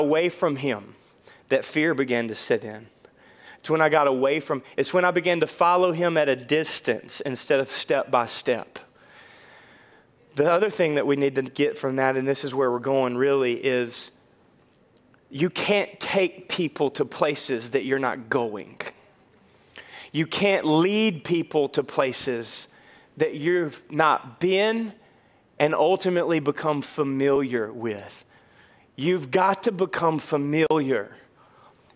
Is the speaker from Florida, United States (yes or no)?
no; Dorcheat Bayou, North Louisiana, United States; I grew up on the Dorchit Bayou